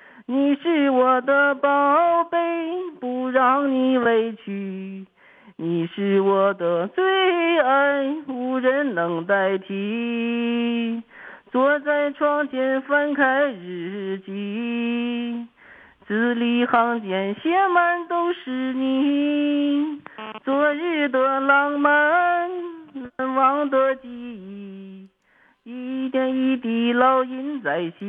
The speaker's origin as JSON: {"language": "Chinese", "town": "Jiagedaqi", "region": "Heilongjiang", "country": "China", "tie": "born or raised there", "also_born_or_lived": "Hailun", "lives_now": "Harbin, China", "said": "我对了，我出生地是黑龙江海伦市的。完"}